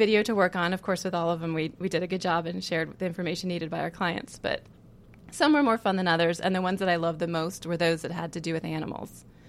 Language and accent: English; Virginia, United States; also born or lived in California / Connecticut / South Carolina; So I was born in California. We moved away to the East Coast by the time I can remember anything. So the memories I have are mostly in Virginia, a little bit in Connecticut, a little bit in South Carolina. But if I had to say where I'm from, I would say Virginia.